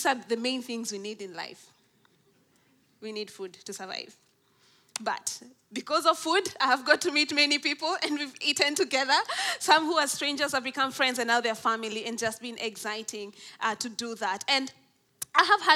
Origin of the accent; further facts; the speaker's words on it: Nairobi, Kenya; I'm from Nairobi in Kenya, in East Africa.